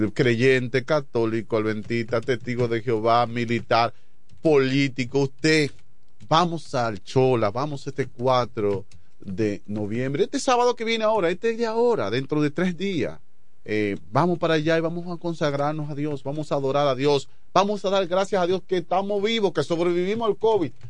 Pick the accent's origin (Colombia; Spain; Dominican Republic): Dominican Republic; yo me crié en Chabón